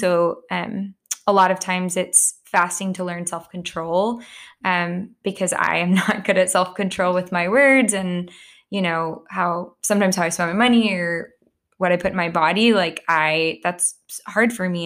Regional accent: Plano, Texas, United States; I grew up in Plano in a home with two parents that were also Christians.

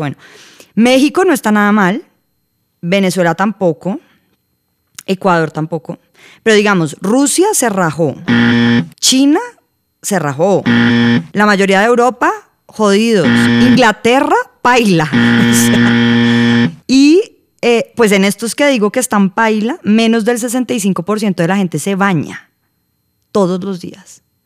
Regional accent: Colombia; nos definen como colombianos

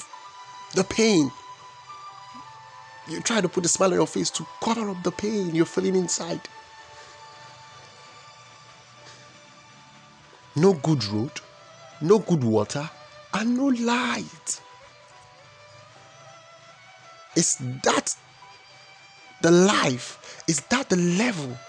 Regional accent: Nigeria; we are the most populous nation in Africa. Oh, I'm Nigerian.

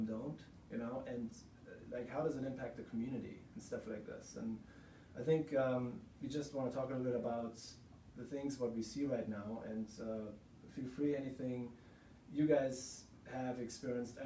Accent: Germany; moved away as an adult; now in Lander, United States; from the accent you probably can hear, I'm not from the United States, I'm from Germany

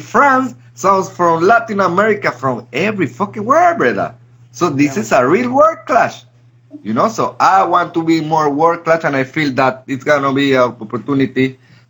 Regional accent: Gambia; moved away; also born or lived in Europe; I'm from Gambia

